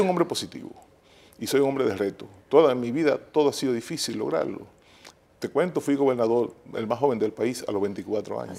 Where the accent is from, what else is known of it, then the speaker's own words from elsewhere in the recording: Nagua, María Trinidad Sánchez, Dominican Republic; ese es mi pueblo